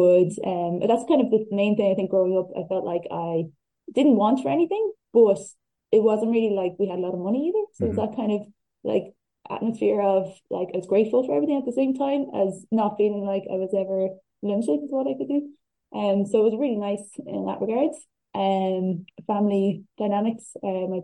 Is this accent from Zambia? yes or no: no; Dunboyne, County Meath, Ireland; I grew up in Dunboyne, County Meath